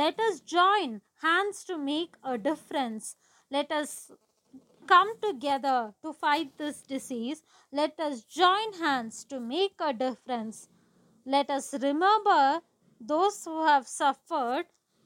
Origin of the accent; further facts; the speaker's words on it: Kodaikanal, Tamil Nadu, India; I am from Kodaikanal